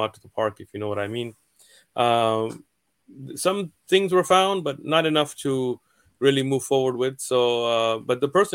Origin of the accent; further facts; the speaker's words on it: San Diego, California, United States; I'm here in San Diego. I'm raised in San Diego. I'm from San Diego